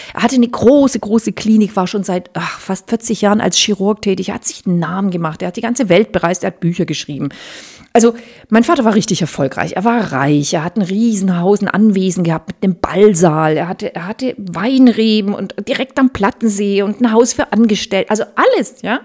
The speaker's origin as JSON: {"language": "German", "country": "Germany", "tie": "born or raised there", "said": "ich bin in Deutschland geboren"}